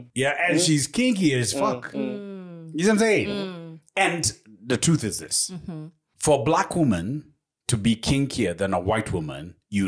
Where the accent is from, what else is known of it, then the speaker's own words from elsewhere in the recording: Kenya; also born or lived in United Kingdom; the minute you tell them, I'm from Kenya, Africa.